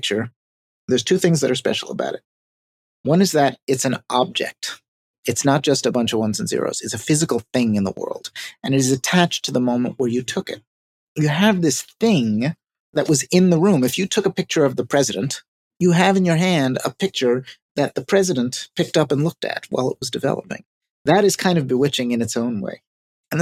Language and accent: English; New York City, New York, United States; I am a New Yorker